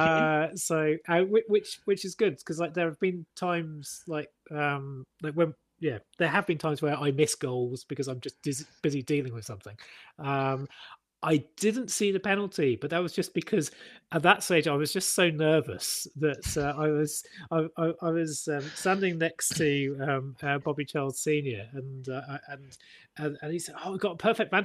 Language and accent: English; Plymouth, South West England, United Kingdom; also born or lived in Sutton; I spent my teenage years in Plymouth. I was born in Sutton